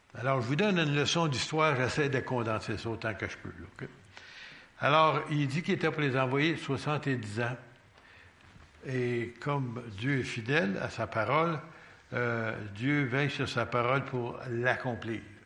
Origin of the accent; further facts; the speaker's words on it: Quebec, Canada; on est québécois.